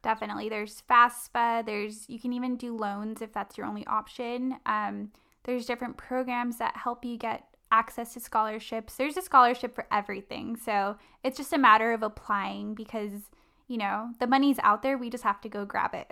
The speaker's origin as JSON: {"language": "English", "town": "La Palma", "region": "California", "country": "United States", "tie": "born or raised there", "said": "I was raised in Orange County in a city called La Palma"}